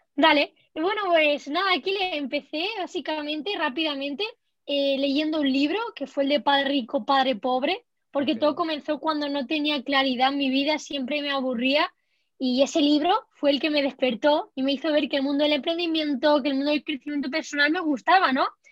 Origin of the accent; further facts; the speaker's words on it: Spain; como española